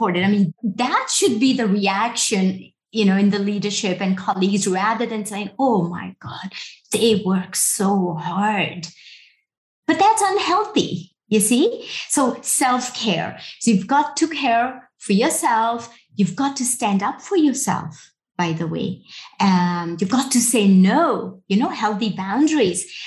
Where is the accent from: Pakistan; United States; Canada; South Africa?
Pakistan; I'm a woman from Pakistan, working in security